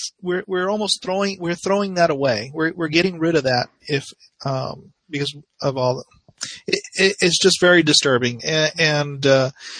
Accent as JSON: {"language": "English", "country": "United States", "said": "as an American, as Americans"}